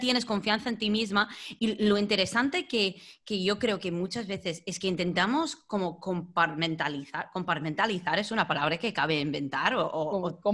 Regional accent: United States; Spanish is a second language; now in Spain; soy estadounidense

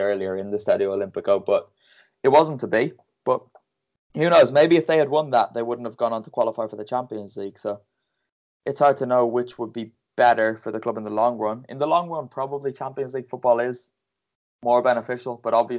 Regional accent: Bray, Leinster, Ireland; because I'm from Bray, so my local team, Bray Wanderers. I grew up going to those games

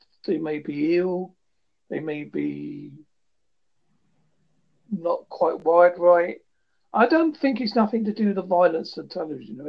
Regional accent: United Kingdom; from a British perspective

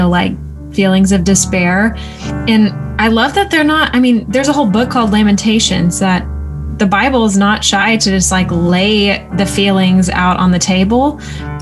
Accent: the deep South, United States; moved away; also born or lived in New York City; I was from deep in the South

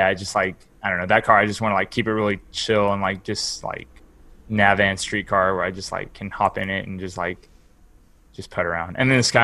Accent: West Texas, United States; now in Houston, United States; where I grew up is like in West Texas, like in the middle of nowhere

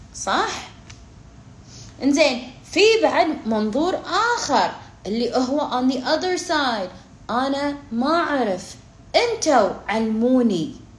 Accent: Kuwait; انا بالكويت انا كويتيه

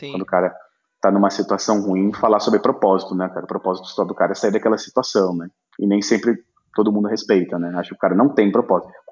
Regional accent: São Paulo, Brazil; o meu propósito hoje é diferente do propósito que eu tinha quando eu vim do interior de São Paulo.

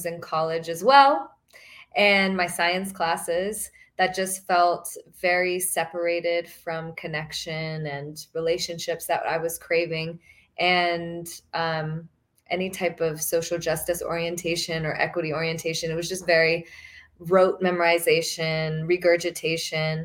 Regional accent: Fort Worth, Texas, United States; I grew up in Fort Worth, Texas, and went to majority white schools.

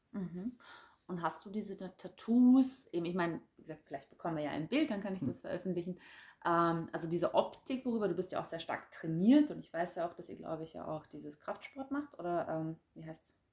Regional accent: Germany; ich bin ja aus Deutschland

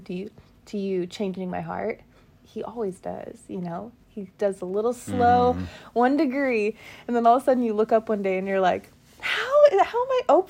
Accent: California, United States; moved away as an adult; also born or lived in New York; my home state and my hometown

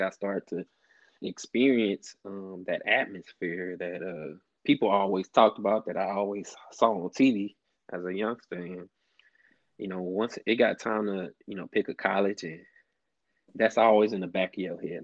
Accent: Alexandria, Louisiana, United States; moved away as an adult; now in Houston, United States; I was born and raised in Alexandria, Louisiana, which is in the middle of the state

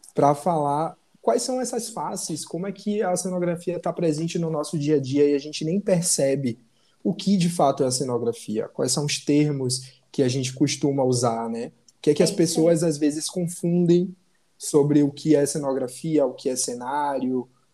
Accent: Salvador, Bahia, Brazil; moved away as an adult; now in Rio de Janeiro, Brazil; Eu sou baiano, de Salvador, mas hoje eu moro no Rio

